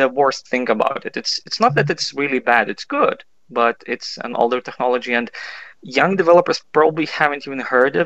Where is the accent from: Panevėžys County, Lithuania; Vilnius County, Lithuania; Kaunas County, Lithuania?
Kaunas County, Lithuania; Kaunas; I'm from Kaunas. That's the second biggest city and pretty middle of Lithuania